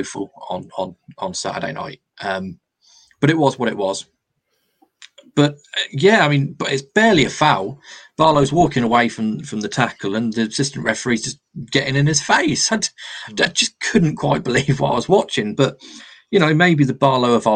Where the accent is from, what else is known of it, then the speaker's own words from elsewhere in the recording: England, United Kingdom; we're English